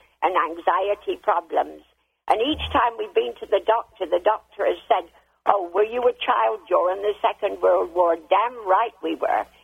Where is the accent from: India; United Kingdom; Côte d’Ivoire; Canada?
United Kingdom; England; now in United States; I'm from England